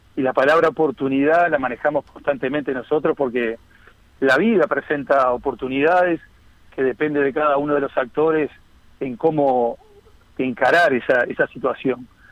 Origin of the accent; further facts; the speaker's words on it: Las Piedras, Canelones, Uruguay; also born or lived in Montevideo; soy nacido en Montevideo, pero, pero, pero con residencia de toda la vida en Las Piedras